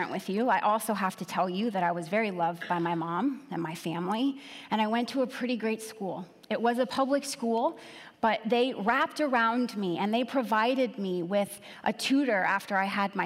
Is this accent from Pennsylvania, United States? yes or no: yes; Bethlehem, Pennsylvania, United States; I was 16 years old, living in the city of Bethlehem. I grew up in the Christmas City in Pennsylvania